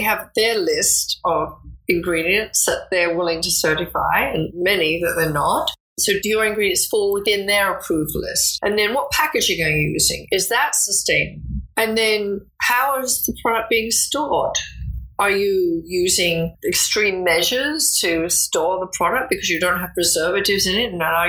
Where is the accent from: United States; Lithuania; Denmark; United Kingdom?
United Kingdom; England; moved away as an adult; I started out as a secretary in New York because I came over from England as a secretary.